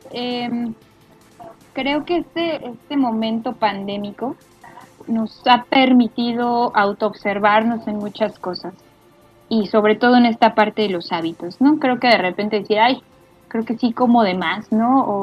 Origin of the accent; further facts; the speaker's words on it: Mexico; porque soy, además a soy mí mexicana.